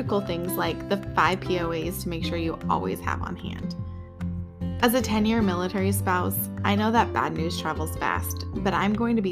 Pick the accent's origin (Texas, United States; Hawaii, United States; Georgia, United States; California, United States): California, United States; being a Californian